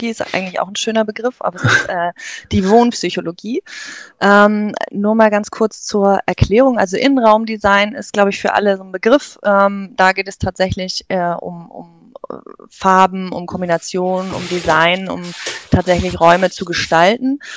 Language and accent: German; Northern Germany, Germany; Also wie man hört, ähm, ich komme aus dem Norden, ähm, gebürtig, äh, ja